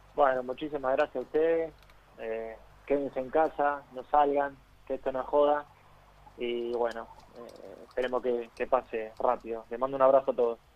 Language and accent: Spanish; Ciudadela, Buenos Aires Province, Argentina; moved away as an adult; Yo trato siempre de volver a mis raíces, eh, de no olvidarme de dónde salí, de Ciudadela, de mi barrio